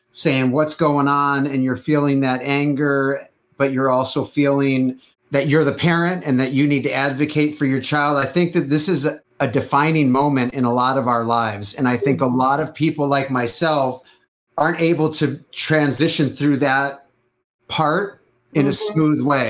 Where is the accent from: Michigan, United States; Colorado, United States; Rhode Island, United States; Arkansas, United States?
Michigan, United States; Detroit; now in California, United States; I am originally from Detroit, but I'm in California for 20 something years